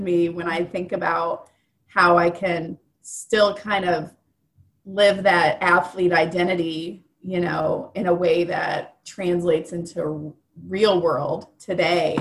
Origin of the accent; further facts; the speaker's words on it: Indianapolis, Indiana, United States; I'm born and raised in Indy